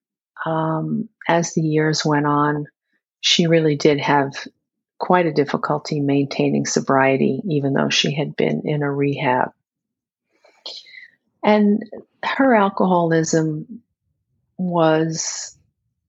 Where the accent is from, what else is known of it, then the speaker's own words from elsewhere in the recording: New York City, New York, United States; now in upstate New York, United States; I was born and raised in Queens. But now I live in upstate New York